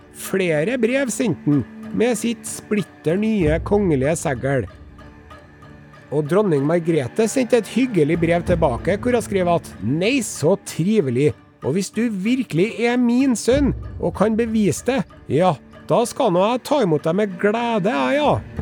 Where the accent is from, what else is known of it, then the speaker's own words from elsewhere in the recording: Norway; vi i Norge